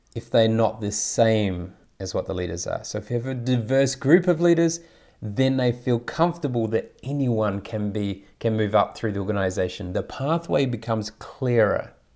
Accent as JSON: {"language": "English", "country": "New Zealand", "tie": "born or raised there", "also_born_or_lived": "Taiwan / Saudi Arabia / Thailand", "moved": "yes", "lives_now": "Australia", "said": "I grew up in New Zealand, and have lived in five different countries, including Taiwan, Saudi Arabia, Thailand, and, and obviously now Australia."}